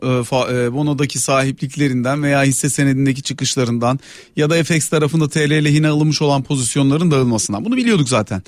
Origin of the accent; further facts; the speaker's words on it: Ankara, Turkey; now in Istanbul, Turkey; Ben Ankaralıyım, İstanbul'da yaşıyorum, ailem Antalya'da yaşıyor.